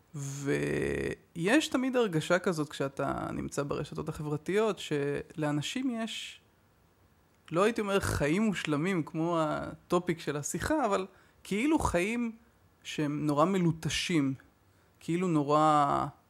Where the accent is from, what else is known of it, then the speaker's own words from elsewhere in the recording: Haifa, Haifa District, Israel; אני חיפאי